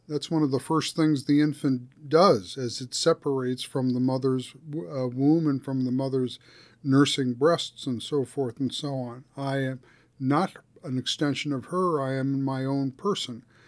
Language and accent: English; suburban New Jersey, United States; growing up in New, suburb, suburban New Jersey